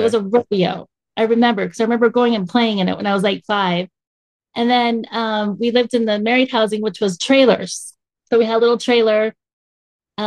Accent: Durham, North Carolina, United States; moved away as an adult; also born or lived in Atlanta, Georgia / Las Vegas, Nevada / Reno, Nevada; now in Utah, United States; I grew up in Durham, North Carolina

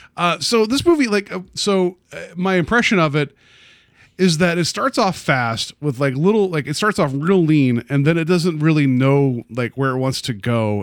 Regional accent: West Virginia, United States; I grew up in West Virginia

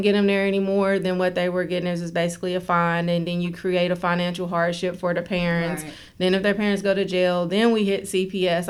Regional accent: Oak Hill, West Virginia, United States; moved away as an adult; now in Charleston, United States; I'm from Oak Hill, Fayette County

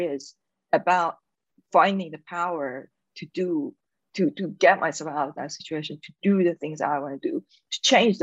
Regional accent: Iran; accent: Persian; English is a second language; moved away as an adult; being in Iran, because I grew up in Iran

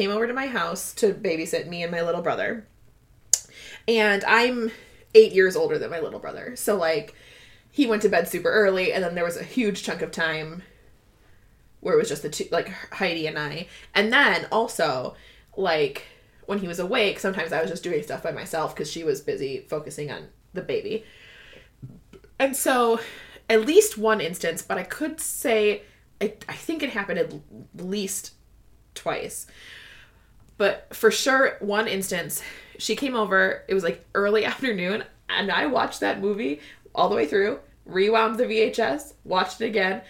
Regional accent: Midwest, United States; I'm from the Midwest

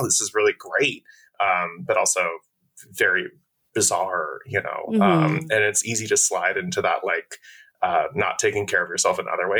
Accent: Poughkeepsie, New York, United States; also born or lived in Minnesota / Washington, D.C. area / Cincinnati, Ohio; I did most of my growing up in Poughkeepsie. I was born in Minnesota, around the Twin Cities area

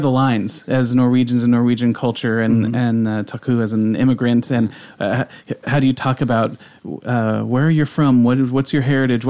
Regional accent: United States; We do identify as American.

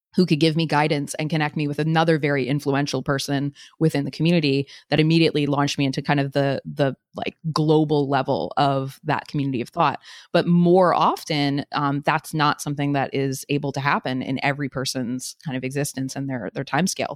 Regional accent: U.S. Virgin Islands; moved away; I grew up on Saint Croix

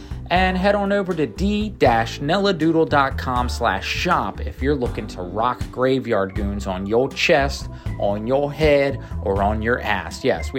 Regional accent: Kentucky, United States; y'all. I'm from Kentucky, as you can tell.

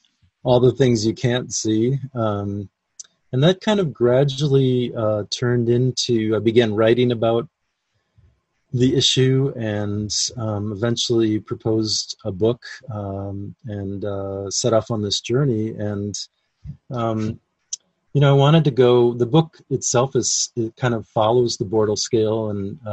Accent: Minnesota, United States; growing up in Minnesota

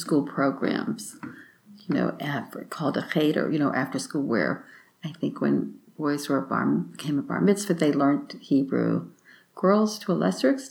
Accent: Memphis, Tennessee, United States; I was born and raised in Memphis

